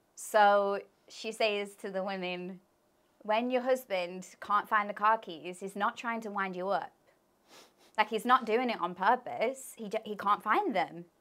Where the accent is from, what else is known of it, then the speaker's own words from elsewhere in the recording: Leicester, East Midlands, United Kingdom; also born or lived in Birmingham; I moved from Birmingham to Leicester.